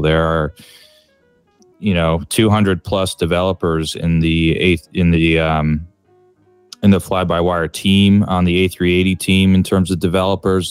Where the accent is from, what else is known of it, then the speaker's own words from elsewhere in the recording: San Francisco, California, United States; now in Chicago, United States; I grew up in San Francisco, California, and I currently live in Chicago, in uh, Illinois, in the United States